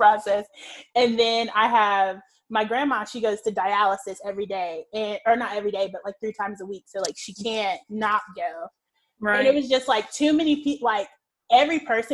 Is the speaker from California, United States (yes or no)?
no; Georgia, United States; we're from Georgia